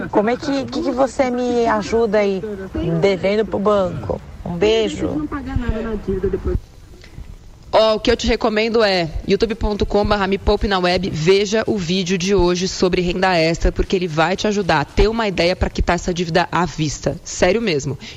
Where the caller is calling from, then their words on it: São Paulo, Brazil; sou aqui de São Paulo.